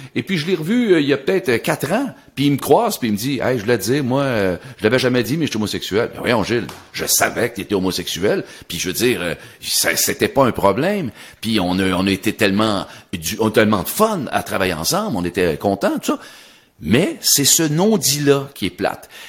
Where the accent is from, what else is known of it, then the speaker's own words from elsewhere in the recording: Sorel-Tracy, Quebec, Canada; je suis originaire de Sorel